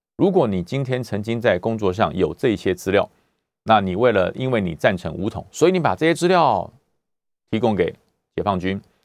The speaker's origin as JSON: {"language": "Chinese", "country": "Taiwan", "said": "在我们自由的这个台湾国土上"}